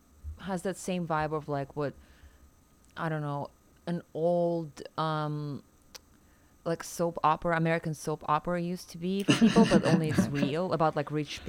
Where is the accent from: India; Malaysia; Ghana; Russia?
Russia; Siberia; now in United States; growing up in Russia, in Siberia